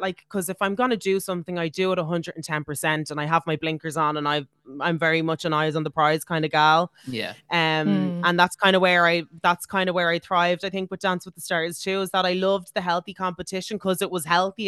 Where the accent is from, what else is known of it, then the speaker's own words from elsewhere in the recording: Ireland; as Irish people